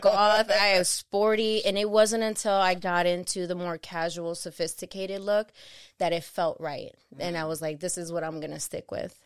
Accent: Chicago, Illinois, United States; being a young mother growing up in Chicago in Humble Park

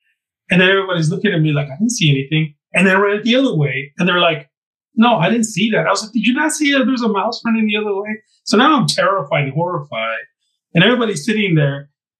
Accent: Southwest, United States; In our traditions, I'm from the Southwest, as I mentioned, and in the desert, we have basically energy forces that bring us into who we are.

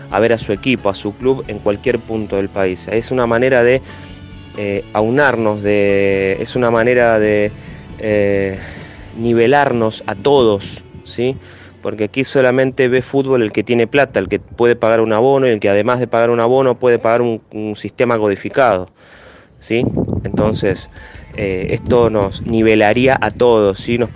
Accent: Lomas de Zamora, Buenos Aires Province, Argentina; Amo al club, amo a los Andes, soy de Lomas de Zamora, crecí, mis primeras armas las hice allí.

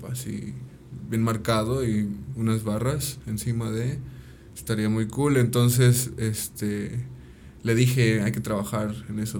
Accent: Ayala, Morelos, Mexico; pues de Ayala

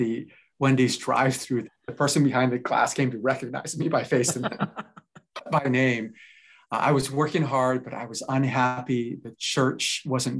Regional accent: Japan; now in Vancouver, Canada; I'm originally from Japan

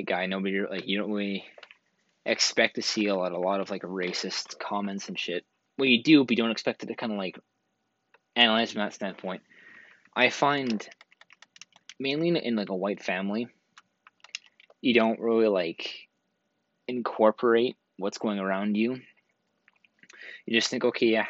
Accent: Canada; I'm from Canada

